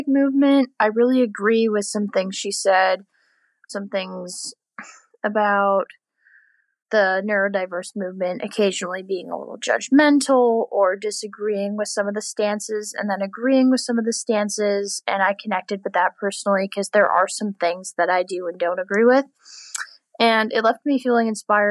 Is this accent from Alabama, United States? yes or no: no; Bedford, New Hampshire, United States; I'm from Bedford, NH